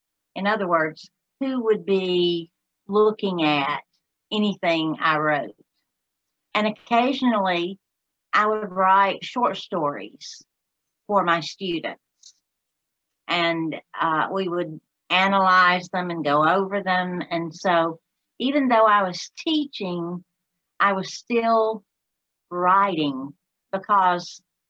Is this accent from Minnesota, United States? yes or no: no; Alabama, United States; accent: Southern; I'm from Alabama